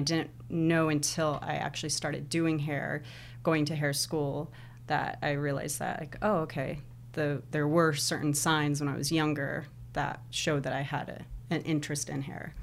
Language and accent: English; Lake Elsinore, California, United States; also born or lived in Anaheim, California; I was born in, uh, California, uh, Anaheim, and then my family moved around a lot through Southern California, and they, I don't know if you've heard of Lake Elsinore?